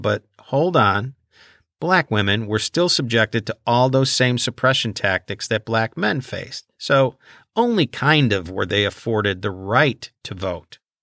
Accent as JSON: {"language": "English", "town": "Chicago", "region": "Illinois", "country": "United States", "tie": "born or raised there", "said": "I grew up in Chicago"}